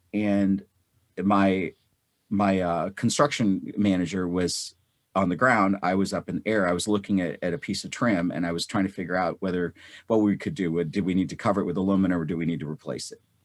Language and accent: English; North India, India; now in United States; I was born in North India. I grew up during a time of war, and I grew up in the Pak, Indo-Pak Wars